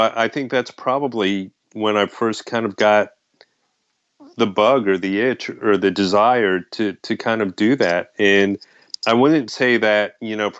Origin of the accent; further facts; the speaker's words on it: Florida, United States; I was born in Florida, you know, so I grew up here